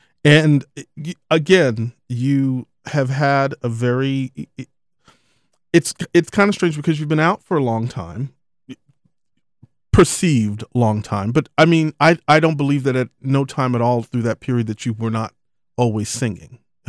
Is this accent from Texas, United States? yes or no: yes; Galveston, Texas, United States; I'm from Galveston, so yes, honey.